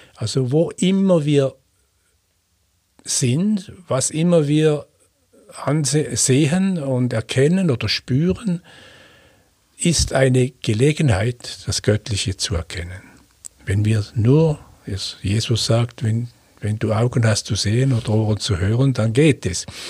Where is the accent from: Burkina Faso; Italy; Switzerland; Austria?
Switzerland; accent: Swiss German